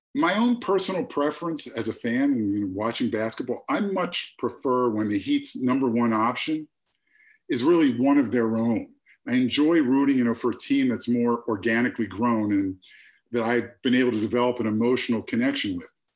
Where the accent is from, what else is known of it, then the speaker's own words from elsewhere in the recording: Philadelphia, Pennsylvania, United States; also born or lived in San Diego; now in Miami, United States; born and raised in Philadelphia